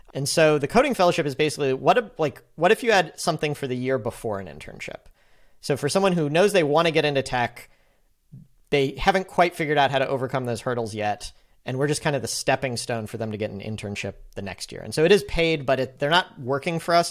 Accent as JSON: {"language": "English", "town": "St. Louis", "region": "Missouri", "country": "United States", "also_born_or_lived": "San Francisco", "said": "I am from St. Louis, but I was not planning on moving back"}